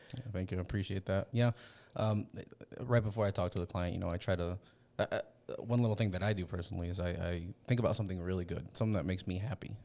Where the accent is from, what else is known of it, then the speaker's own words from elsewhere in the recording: West Point, Nebraska, United States; I grew up in West Point